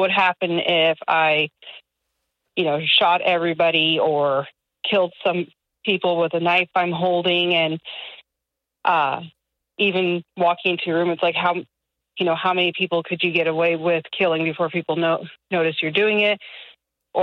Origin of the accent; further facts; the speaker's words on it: California, United States; now in Nashville, United States; I'm from California